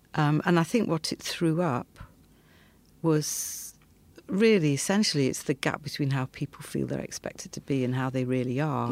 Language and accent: English; outskirts of Leeds, Yorkshire and the Humber, United Kingdom; I grew up in a textile town on the outskirts of Leeds